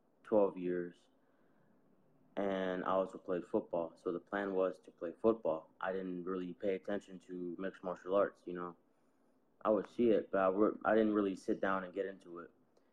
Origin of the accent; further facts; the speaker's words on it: Camden, New Jersey, United States; Camden, yeah.